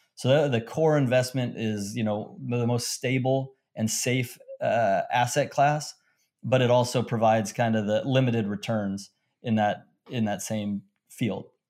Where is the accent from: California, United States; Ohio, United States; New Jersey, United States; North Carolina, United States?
California, United States; Long Beach; I grew up in Long Beach, California